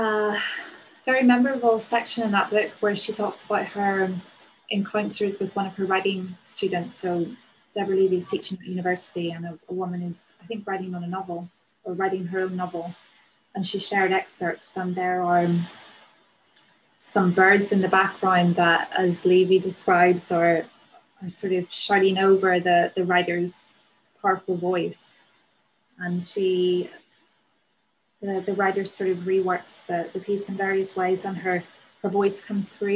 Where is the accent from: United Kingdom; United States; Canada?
United Kingdom; Northern Ireland; accent: Northern Irish; moved away as an adult; also born or lived in Newcastle; now in London, United Kingdom; my accent as a Northern Irish person